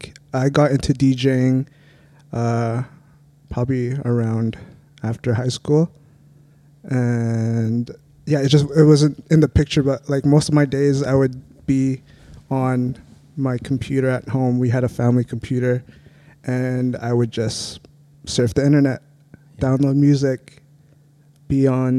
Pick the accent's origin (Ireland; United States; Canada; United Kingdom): Canada; Saskatoon, Saskatchewan; I am born and raised in Saskatoon